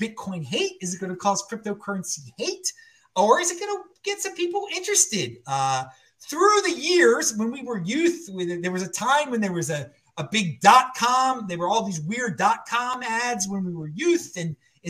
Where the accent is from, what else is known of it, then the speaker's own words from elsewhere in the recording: Baltimore, Maryland, United States; moved away; also born or lived in West Virginia; I'm from the East Coast, Baltimore originally